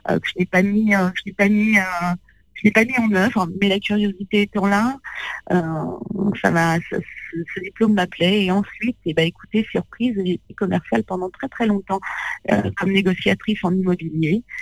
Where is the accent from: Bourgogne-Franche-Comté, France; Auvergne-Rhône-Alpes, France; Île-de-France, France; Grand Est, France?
Île-de-France, France; Gometz-le-Châtel; Moi j'ai grandi dans dans un petit village qui s'appelle Gometz-le-Châtel, euh, dans la vallée de Chevreuse.